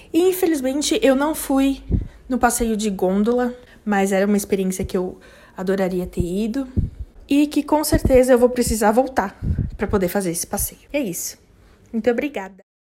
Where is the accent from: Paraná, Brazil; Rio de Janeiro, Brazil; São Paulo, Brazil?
São Paulo, Brazil; eu sou de São Paulo